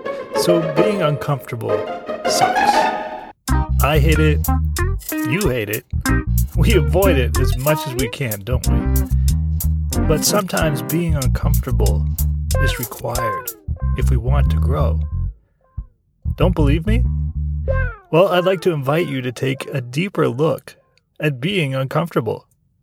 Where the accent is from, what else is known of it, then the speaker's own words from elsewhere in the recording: Canada; Right, because I'm from Canada, remember, and my parents still live in Canada, so that's how we stayed in touch, by telephone.